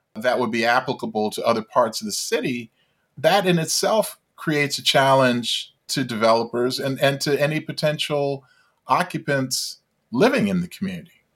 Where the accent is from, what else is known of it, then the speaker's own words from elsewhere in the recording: Baltimore, Maryland, United States; my experience growing up in Baltimore